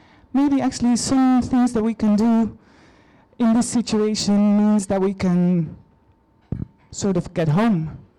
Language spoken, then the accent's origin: English; Netherlands; moved away; I'm from Holland.